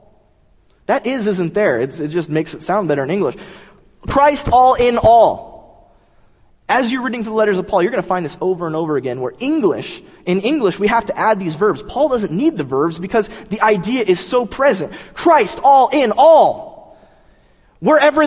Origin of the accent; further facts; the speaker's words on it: Southern California, United States; I'm from Southern California.